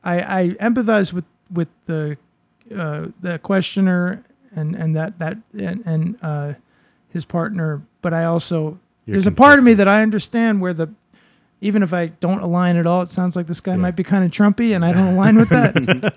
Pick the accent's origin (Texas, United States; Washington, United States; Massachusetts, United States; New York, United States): Massachusetts, United States; Boston; I grew up in a very, I grew up basically in the Park Slope of Boston, like the most, actually I grew up in a very Dominican neighborhood